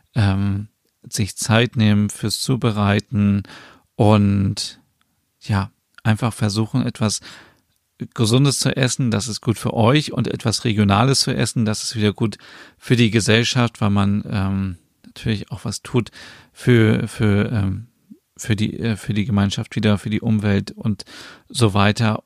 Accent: Germany; bei uns in Deutschland

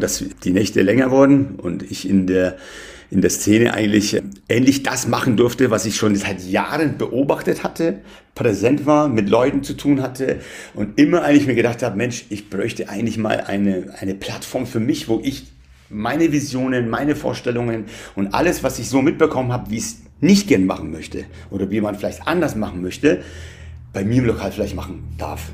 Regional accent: Bayreuth, Bavaria, Germany; born or raised there; German is a second language; also born or lived in Tehran, Iran

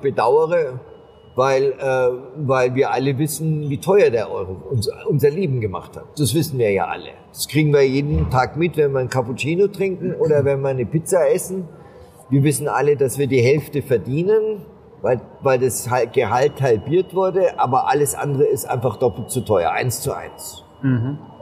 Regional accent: Germany; als Deutsche

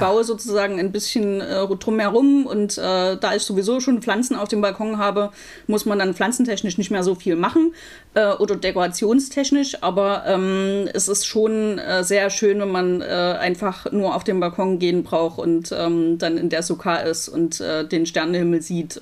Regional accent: Leipzig, Saxony, Germany; moved away as an adult; also born or lived in Los Angeles; wieder in meine Heimatstadt Leipzig zurückzugehen

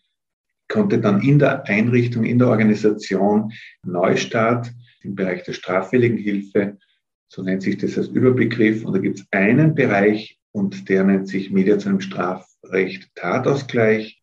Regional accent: Innsbruck, Tyrol, Austria; also born or lived in Telfs, Tyrol; bin dort in Innsbruck dann aufgewachsen, also Kindergarten, äh, Volksschule, Hauptschule dort gemacht in Innsbruck

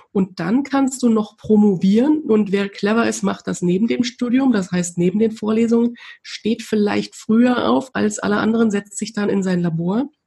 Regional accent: East Germany, Germany; ich komme aus der DDR, bin in der DDR groß geworden, die Wende war, da war ich zwölf

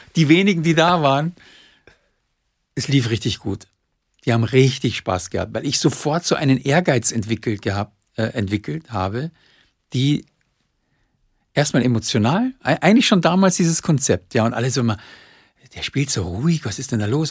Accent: Munich, Bavaria, Germany; als Münchner

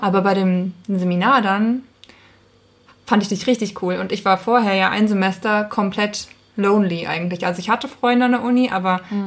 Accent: Thuringia, Germany; moved away as an adult; now in Hamburg, Germany; ich bin keine Hamburgerin. Ich komme aus Thüringen

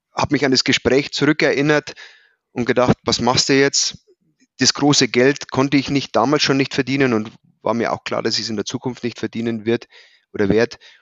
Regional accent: Prien am Chiemsee, Bavaria, Germany; moved away as an adult; also born or lived in Hannover; Ich bin gebürtig in Prien am Chiemsee, also im schönen Oberbayern.

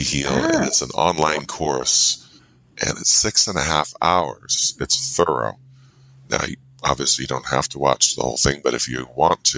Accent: inland of Santa Cruz, Central California, United States; Central California, inland of Santa Cruz, about an hour

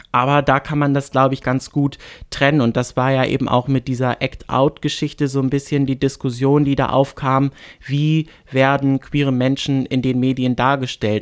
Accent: Bad Oldesloe area, Schleswig-Holstein, Germany; in Bagde Heide in meiner Heimatstadt

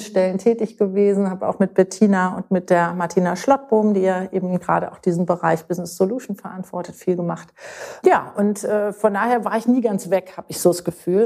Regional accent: Berlin, Germany; moved away as an adult; also born or lived in Munich; now in Münster, Germany; in München geboren, in Berlin aufgewachsen bin

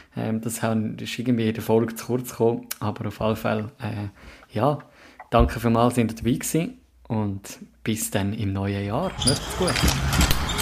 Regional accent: Zurich, Switzerland; als Zürcher

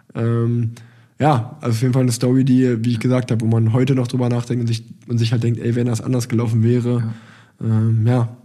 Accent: Germany; als Deutscher

